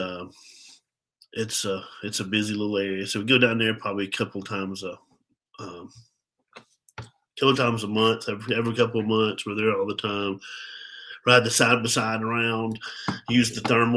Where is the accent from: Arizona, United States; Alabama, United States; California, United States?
Alabama, United States; Birmingham; also born or lived in Pell City, Alabama; I'm from Alabama, from Birmingham, Alabama.